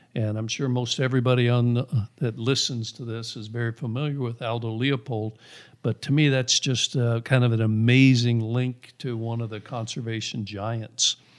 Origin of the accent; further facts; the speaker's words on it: Missouri, United States; moved away as an adult; also born or lived in Young, Arizona; now in Arizona, United States; I grew up in Missouri, grew up, uh, chasing rabbits and squirrels